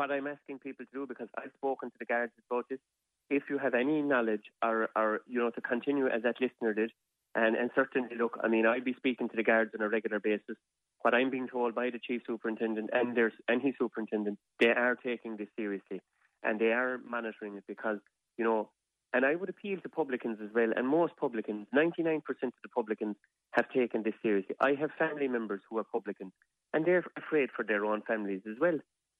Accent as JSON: {"language": "English", "country": "Ireland", "said": "not because of anything we did as Irish people, but because of this nasty virus."}